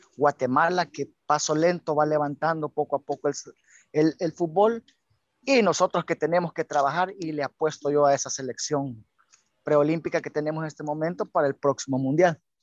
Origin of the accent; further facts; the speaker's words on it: El Salvador; Como todos salvadoreños quisiéramos ver a nuestra selección en un mundial, entonar nuestro himno nacional